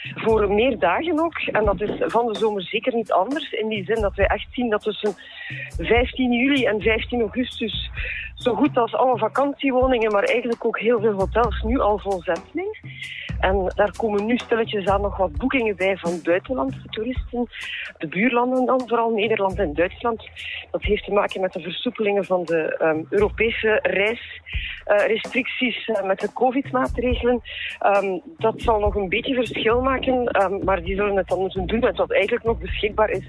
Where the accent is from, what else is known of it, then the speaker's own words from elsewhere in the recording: Ostend, Flanders, Belgium; ook hier geboren en getogen in Oostende